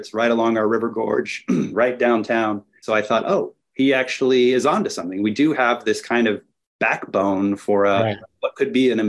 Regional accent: Spokane, Washington, United States; I'm from the States. And he said, where? And I said, oh, Spokane.

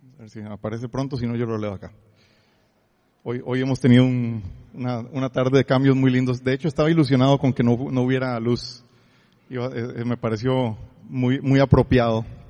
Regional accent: Costa Rica; soy tico

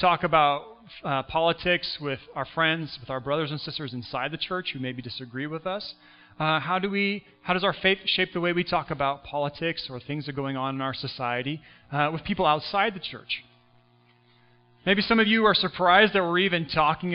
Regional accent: United States; now in Canada; I was born in the U.S., so I'm an American citizen

